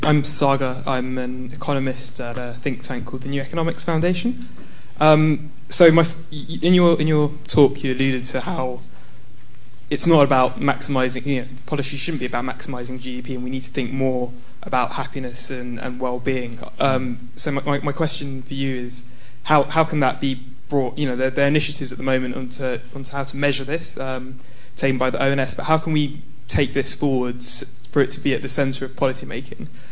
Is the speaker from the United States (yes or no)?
no; India; moved away as an adult; now in London, United Kingdom; I am an Indian civil servant